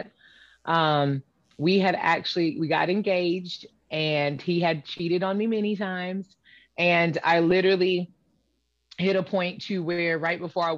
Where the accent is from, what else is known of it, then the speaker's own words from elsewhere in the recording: Pensacola, Florida, United States; I grew up in Pensacola, Florida.